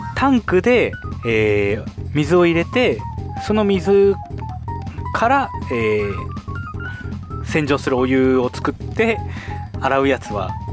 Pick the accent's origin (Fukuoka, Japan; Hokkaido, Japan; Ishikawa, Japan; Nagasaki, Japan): Hokkaido, Japan; Sapporo; 私生まれも育ちも札幌